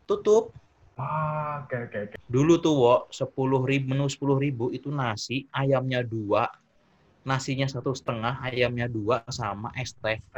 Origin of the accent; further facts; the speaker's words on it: Jakarta, Indonesia; aku masa kecilku di Jakarta kan eh, SD TK sampai lulus SD